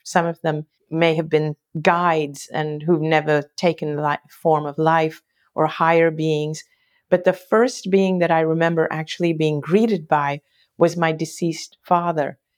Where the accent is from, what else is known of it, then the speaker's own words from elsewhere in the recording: Hong Kong; I grew up in Hong Kong